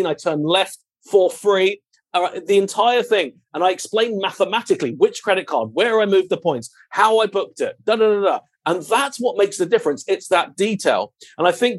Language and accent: English; United Kingdom; moved away; also born or lived in London; I'm British royalty. That's all you need to know. So originally my father and I owned a paparazzi photography company back in London.